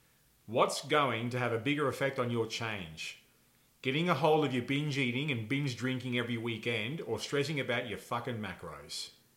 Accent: Texas, United States; Oh, yes. I'm from Texas.

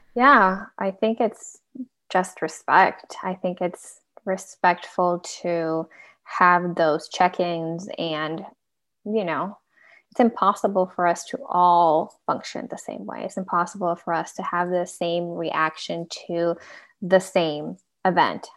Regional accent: Venezuela; now in United States; I'm a immigrant as well, so I'm originally from Venezuela

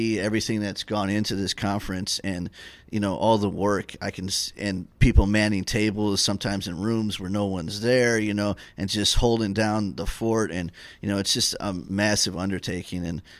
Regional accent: St. Petersburg, Florida, United States; I'm an alcoholic, and I'm from St. Petersburg, Florida.

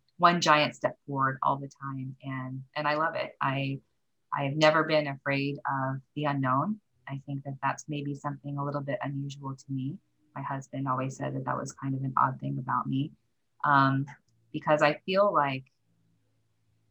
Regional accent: the Northwest, Pacific Northwest, United States; also born or lived in Korea / Japan / Seattle; I did mostly grow up in the Northwest.

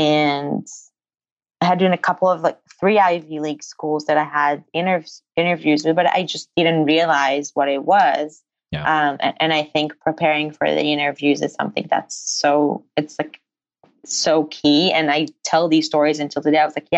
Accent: Israel; English is a second language; everyone is asking me, they're like, no, like you don't really have an Israeli accent or an accent at all.

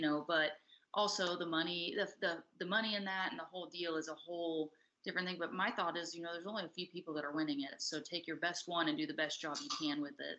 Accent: Texas, United States; moved away; also born or lived in West Coast; I'm from Texas

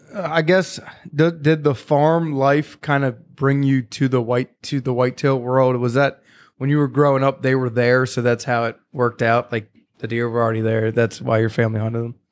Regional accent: Carroll County, Maryland, United States; now in Gettysburg, United States; where I grew up in Carroll County

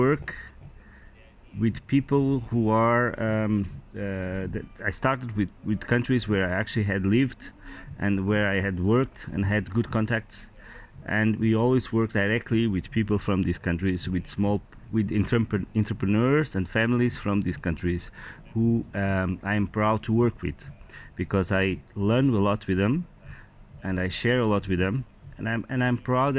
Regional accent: Lisbon, Portugal; I'm just a Portuguese man. 45 years old, I was born in Lisbon, I love my city

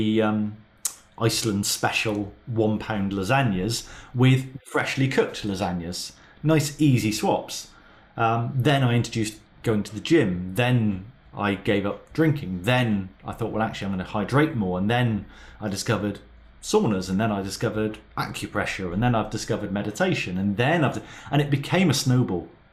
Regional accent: Plymouth, South West England, United Kingdom; I'm, I'm from Plymouth

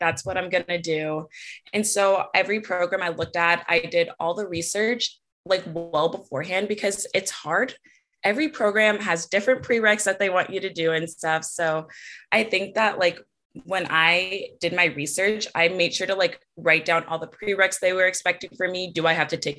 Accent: Orange County, California, United States; also born or lived in San Diego; I'm from Orange County

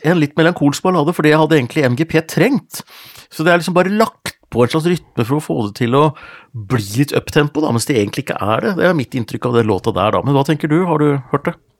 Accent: Gjøvik, Innlandet, Norway; Hunndalen, forresten Nordvesten, der jeg er ifra òg.

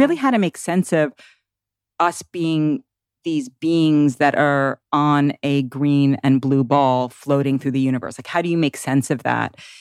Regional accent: New York City, New York, United States; now in Tennessee, United States; I grew up in Manhattan and I moved to the woods of Tennessee

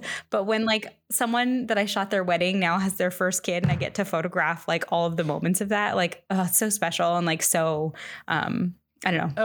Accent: Central Florida, United States; moved away as an adult; now in San Francisco Bay Area, United States; I grew up in Florida, Central Florida, for like 20 a little over 20 years

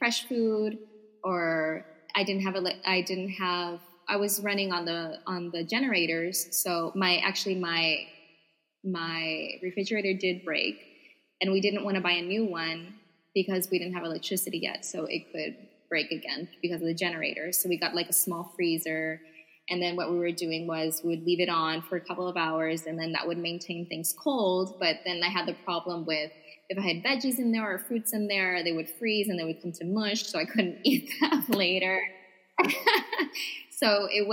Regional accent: Puerto Rico; I would say Puerto Rico

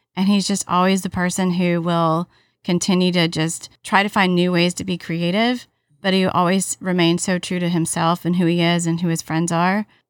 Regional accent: Alabama, United States; one of my best friends that I grew up with in Alabama

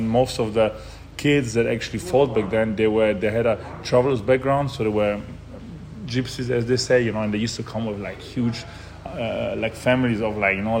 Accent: Germany; born there; also born or lived in Italy; So I was born in Germany on a cloudy Tuesday on February 24th of 1992.

